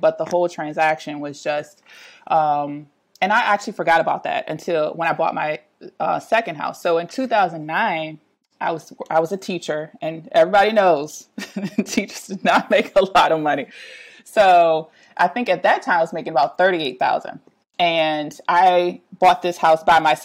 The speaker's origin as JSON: {"language": "English", "town": "Richmond", "region": "Virginia", "country": "United States", "tie": "born or raised there", "said": "I have lived in Richmond my entire life. I'm a lifelong resident"}